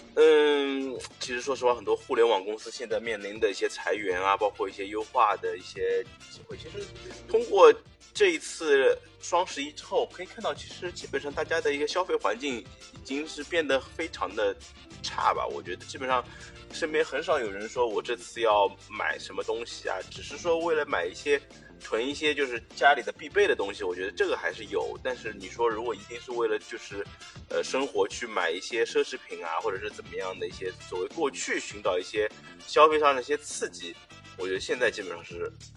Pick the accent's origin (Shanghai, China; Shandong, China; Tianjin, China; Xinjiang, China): Shanghai, China; 我小时候在上海生活